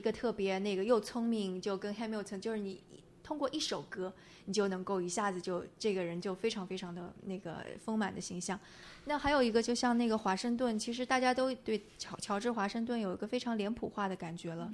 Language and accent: Chinese; China; 包括我们是中国人